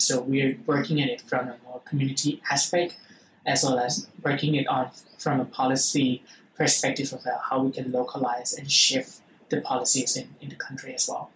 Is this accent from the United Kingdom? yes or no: no; Thailand; I'm actually an Indian Thai